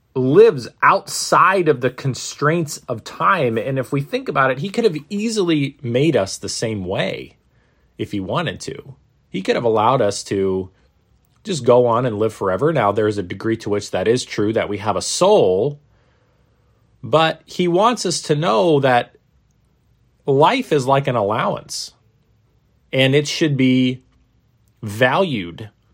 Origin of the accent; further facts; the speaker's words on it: Maine, United States; When I was a little kid growing up in Maine, uh, in the northeastern United States